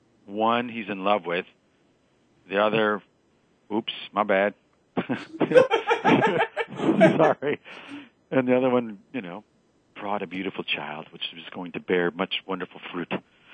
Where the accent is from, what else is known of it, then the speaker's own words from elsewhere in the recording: Midwest, United States; you know, I'm from the Midwest, right? So I got to go with anyone who touches the Great Lakes, which has to be Wisconsin.